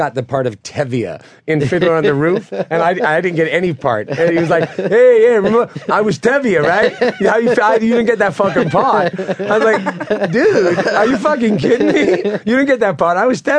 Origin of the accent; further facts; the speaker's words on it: New York City, New York, United States; I'm from where we shot this movie. You know, I lived all around Queens